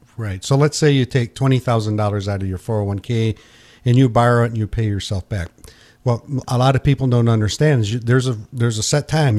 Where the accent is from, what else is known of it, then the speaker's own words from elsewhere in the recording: Pinconning, Michigan, United States; when I grew up in Pinconning, I sold night crawlers